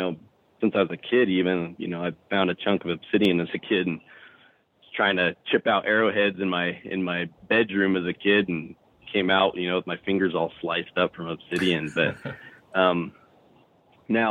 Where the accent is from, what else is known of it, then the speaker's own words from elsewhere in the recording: Arizona, United States; I'm from Arizona originally